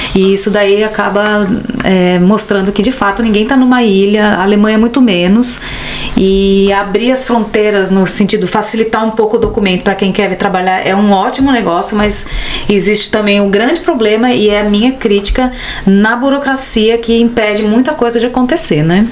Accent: Brazil; moved away as an adult; now in Berlin, Germany; eu sou brasileira

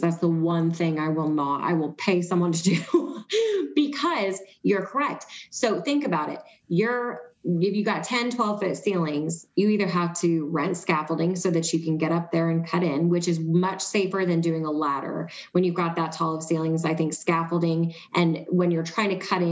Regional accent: East Coast, United States; now in Arizona, United States; I'm from the East Coast

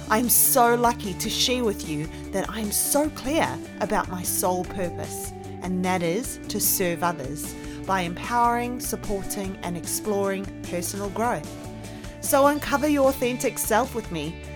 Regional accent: South Africa; accent: mix of New Zealand and South African; now in New Zealand; I'm currently living in New Zealand. I am originally from South Africa, hence the accent. So it is a freaky mix of New Zealand and South African, English South African at that.

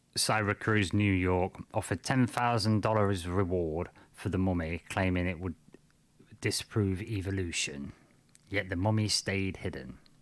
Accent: United Kingdom; I'm from Britain

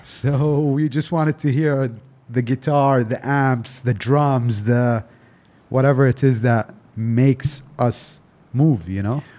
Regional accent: Delhi, India; also born or lived in Dubai; I grew up in Delhi

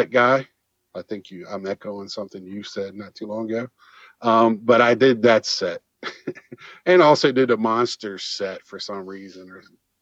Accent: Virginia, United States; now in Iowa, United States; I live in Iowa, but I'm from Virginia

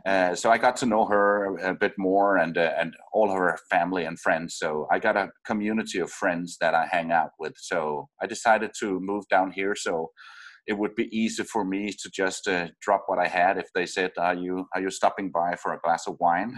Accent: Denmark; moved away as an adult; I'm from Denmark

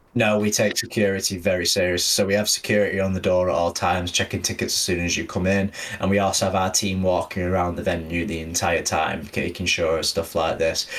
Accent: Manchester, North West England, United Kingdom; I am a Mancunian born and bred

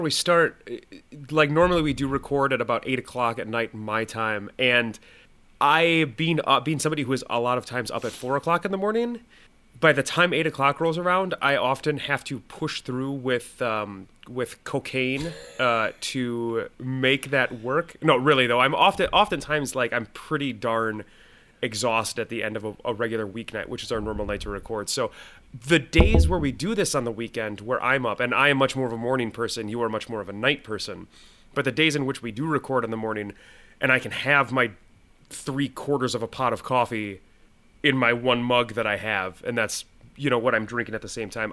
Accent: Minnesota, United States; I'm from Minnesota.

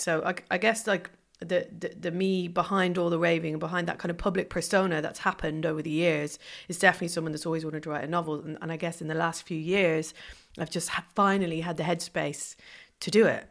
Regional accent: Ireland; moved away; growing up in Ireland

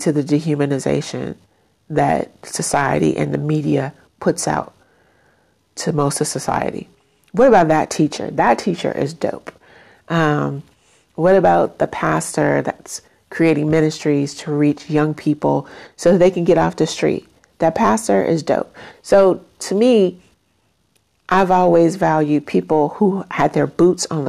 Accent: Chicago, Illinois, United States; as a kid growing up in Chicago in the 1980s

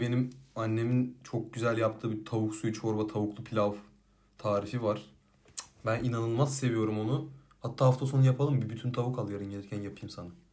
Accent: Silifke, Mersin, Turkey; moved away; Silifke'de benim bizim oralarda

